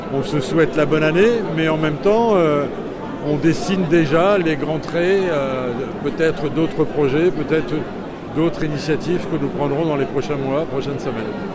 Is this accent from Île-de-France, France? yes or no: no; Pas-de-Calais, Hauts-de-France, France; je viens du Pas-de-Calais